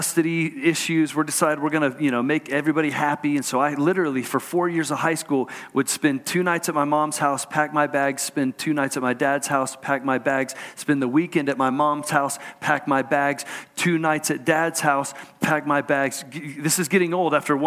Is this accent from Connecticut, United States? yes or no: no; Houston, Texas, United States; I grew up in Houston, Texas.